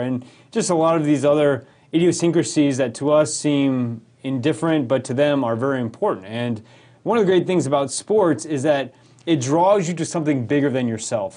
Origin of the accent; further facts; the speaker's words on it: rural Colorado, United States; moved away as an adult; now in St. Louis, United States; I grew up in rural Colorado. I lived there eighteen years